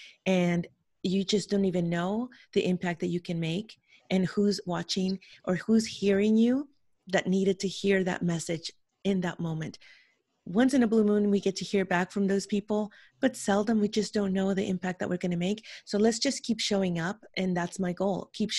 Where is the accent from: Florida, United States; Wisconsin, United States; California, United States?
California, United States; San Francisco; born there; English is a second language; I was born in San Francisco, California, but I spent my childhood in another country. So when I came back here at 11 years old, I didn't know how to speak English.